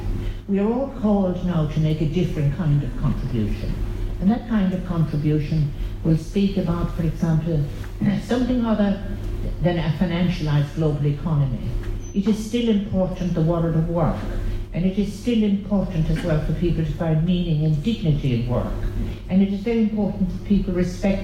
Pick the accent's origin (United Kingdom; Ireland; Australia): Ireland; we Irish